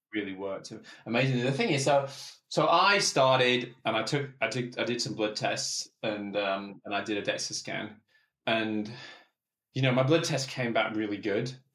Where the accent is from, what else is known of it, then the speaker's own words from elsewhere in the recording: England, United Kingdom; I'm English